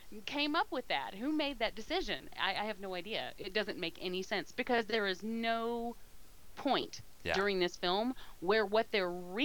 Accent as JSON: {"language": "English", "country": "United Kingdom", "said": "But I've never heard anyone else. I'm British. I hate to hear them talk."}